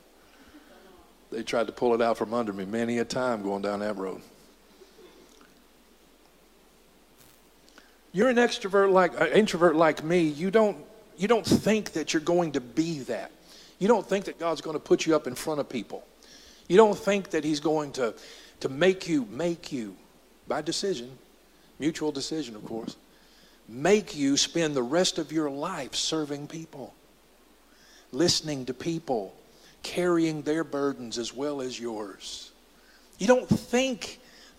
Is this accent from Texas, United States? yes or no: yes; Dallas, Texas, United States; he decided to move us to Southeast Dallas.